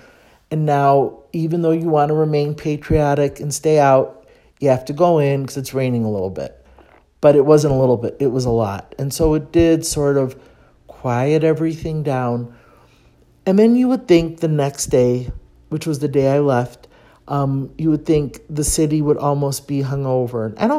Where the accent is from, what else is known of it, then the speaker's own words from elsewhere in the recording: Chicago, Illinois, United States; moved away as an adult; now in Mexico City, Mexico; Because I'm from Chicago